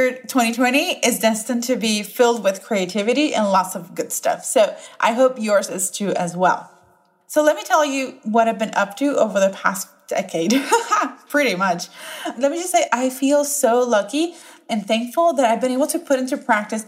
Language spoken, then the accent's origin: English; Puerto Rico; first language Spanish; English is a second language; now in Raleigh, United States; I was born and bred in Puerto Rico